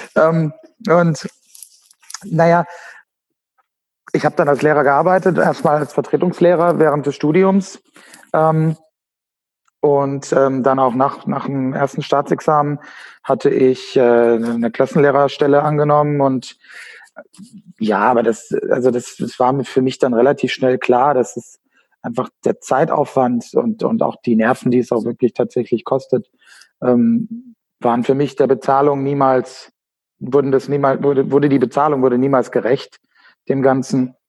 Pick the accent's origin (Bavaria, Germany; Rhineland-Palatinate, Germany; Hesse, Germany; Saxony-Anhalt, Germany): Hesse, Germany; Frankfurt Rhine-Main area; moved away as an adult; geboren und aufgewachsen in Deutschland, ähm, im Frankfurter rhein gebiet